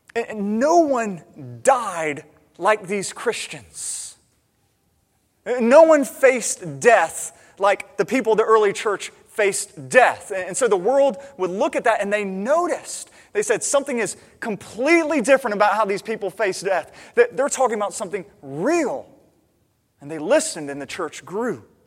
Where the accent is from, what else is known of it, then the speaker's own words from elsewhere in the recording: United States; as an American